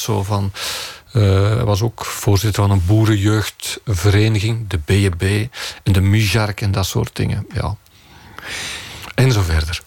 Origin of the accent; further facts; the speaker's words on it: Turnhout, Flanders, Belgium; also born or lived in Leuven; dat ik van Turnhout ben, de Kempen